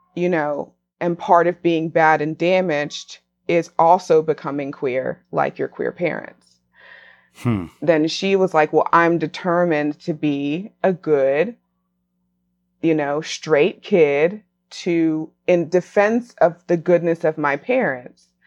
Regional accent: Raleigh, North Carolina, United States; after leaving Raleigh, returning to Raleigh, married

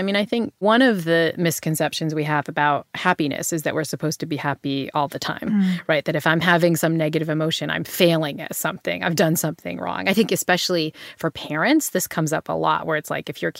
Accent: New Bedford, Massachusetts, United States; Yeah. So, I mean, I grew up in New Bedford, Massachusetts, which is, you know, if you read your Moby Dick, it's the town where, you know, Ishmael sails off.

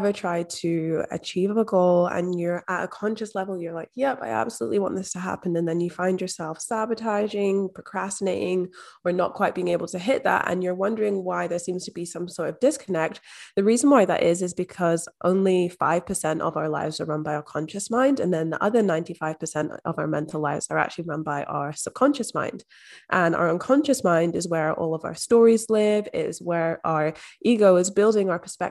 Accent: Scotland, United Kingdom; moved away as an adult; now in Australia; I'm actually from Scotland, but based in Australia. So I've been here for the past 5 years.

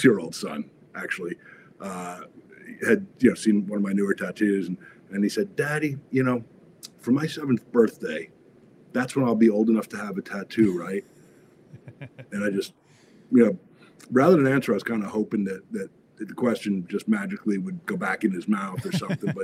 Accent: Freehold, New Jersey, United States; moved away as an adult; also born or lived in Arizona; now in Los Angeles, United States; I started out in New Jersey, so my claim to fame is I was born in Freehold, New Jersey

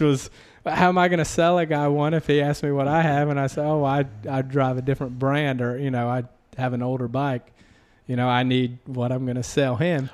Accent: South Carolina, United States; accent: Southern; moved away as an adult; also born or lived in Las Vegas / Southern California; I was from South Carolina

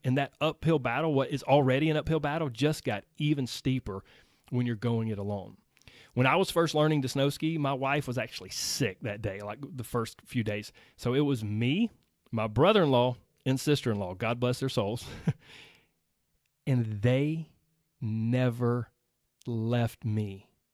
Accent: Georgia, United States; I was raised in Georgia. I still live in Georgia.

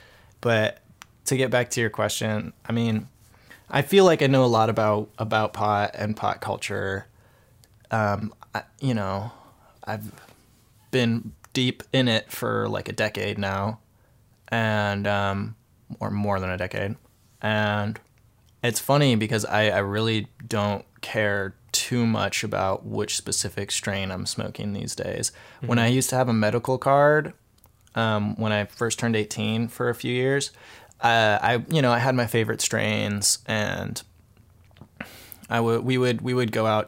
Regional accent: California, United States; And I grew up in California, you know, and this was another thing that I would tell my parents

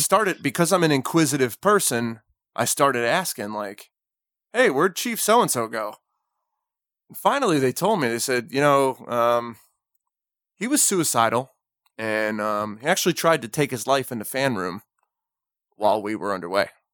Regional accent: New Jersey, United States; I'm from New Jersey

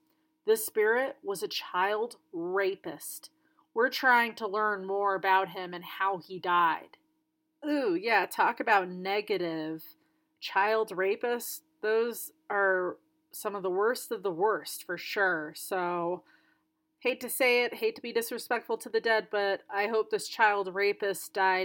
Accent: Singapore; also born or lived in Southeast Asia; now in Australia; I was born in Singapore, so I grew up in Southeast Asia and moved to Australia when I was in the middle of school.

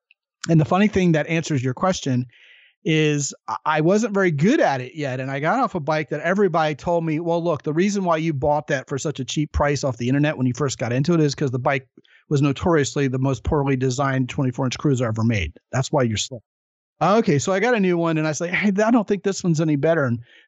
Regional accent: Baltimore, Maryland, United States; moved away; I'm originally from Baltimore

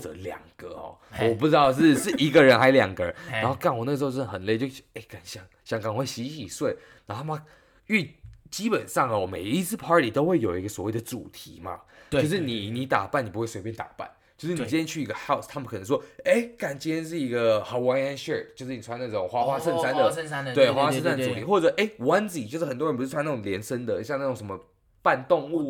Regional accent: Taiwan; moved away; 像我们台湾人一般会觉得很尴尬

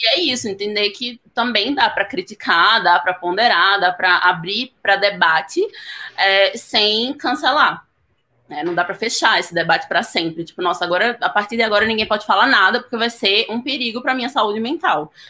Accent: Northeast Region, Brazil; eu sou nordestina

